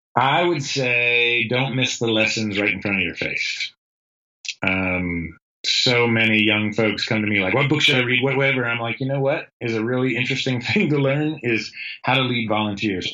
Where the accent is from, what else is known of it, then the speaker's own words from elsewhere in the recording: the North, United States; moved away; I grew up in the North. I grew up in a steel town in a blue, like blue collar steel town.